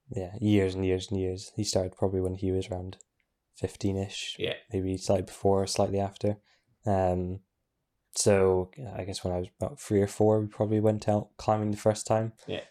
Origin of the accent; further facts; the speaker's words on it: Inverness, Scotland, United Kingdom; I was born up in Inverness.